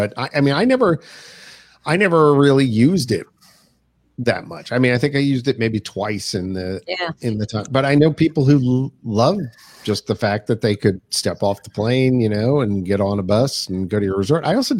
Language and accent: English; Pennsylvania, United States; moved away as an adult; now in South Carolina, United States; Pennsylvania, folks. Yuck. My home state.